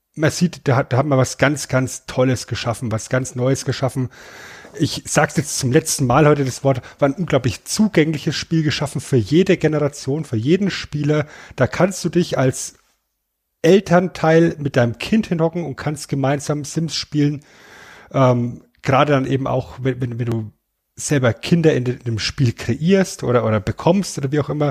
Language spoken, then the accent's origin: German; Germany; bei uns in Deutschland